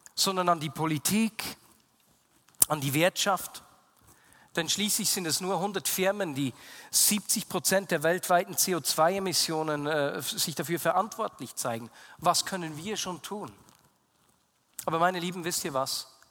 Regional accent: Switzerland; also born or lived in Bern; bei uns in der Schweiz

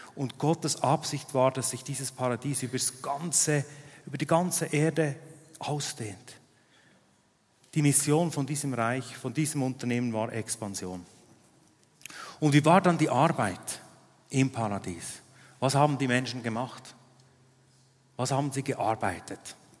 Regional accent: Switzerland; Ich bin in Arlberg aufgewachsen

